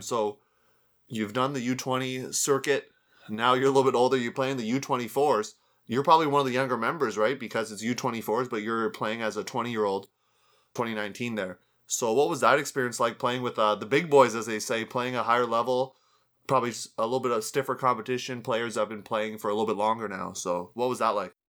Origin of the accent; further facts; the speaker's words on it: Canada; my home country there of Canada